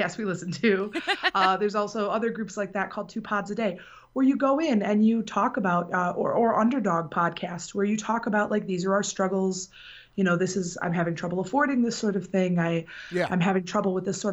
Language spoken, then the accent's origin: English; Benton Harbor, Michigan, United States; I am from Benton Harbor, Michigan, which is in the southwest corner of the state